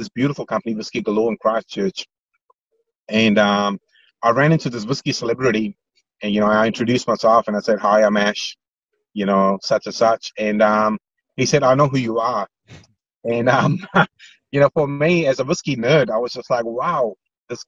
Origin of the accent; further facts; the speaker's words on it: India; moved away; I grew up in India